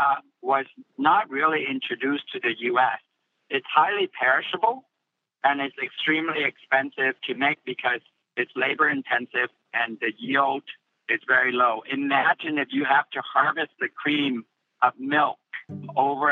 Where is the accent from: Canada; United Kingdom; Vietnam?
Vietnam; now in San Francisco, United States; I grew up in Vietnam and I was eating really fresh, delicious tofu.